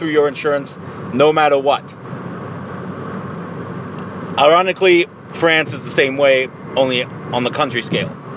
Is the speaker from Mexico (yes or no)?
yes; Mexico; I'm from Mexico.